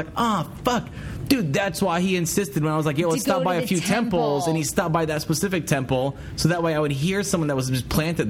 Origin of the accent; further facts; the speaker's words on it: United States; I'm from America.